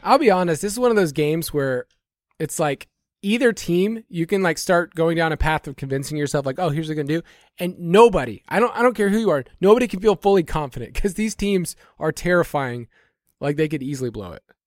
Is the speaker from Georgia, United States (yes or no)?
yes; Georgia, United States; my home state of Georgia